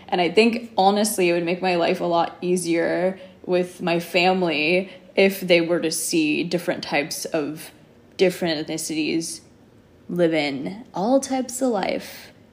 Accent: Los Angeles, California, United States; moved away as an adult; also born or lived in New York; born and raised in Los Angeles, been living in New York the last five years

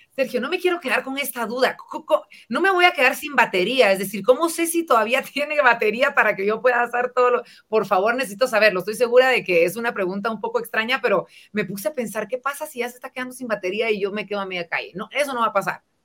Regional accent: Guatemala; nosotros como guatemaltecos

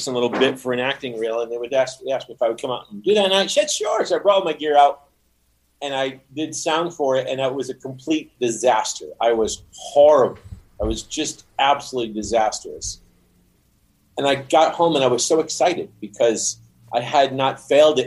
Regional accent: Rhode Island, United States; I am from Rhode Island.

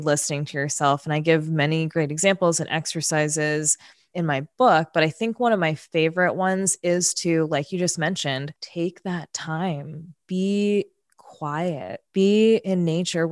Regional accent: New York City, New York, United States; moved away as an adult; now in California, United States; I grew up in New York City. I grew up in Queens

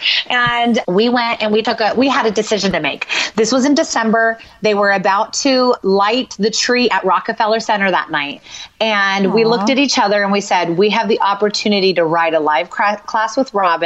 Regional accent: West Coast, United States; we're from the West Coast

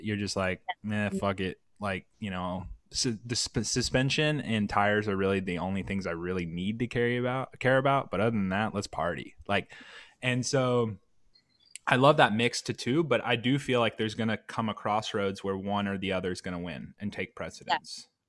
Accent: South Carolina, United States; So I'm from South Carolina, and I worked really, really hard to lose my accent.

